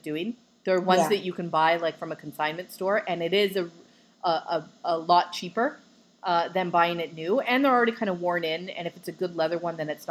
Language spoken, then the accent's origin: English; Vancouver, British Columbia, Canada; moved away; I'm from Vancouver.